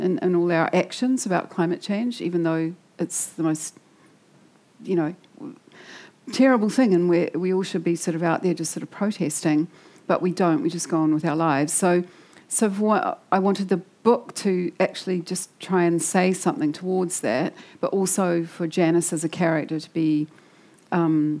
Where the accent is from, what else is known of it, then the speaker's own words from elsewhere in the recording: Wellington, New Zealand; I come from Wellington. Like, I grew up there. I grew up in Island Bay.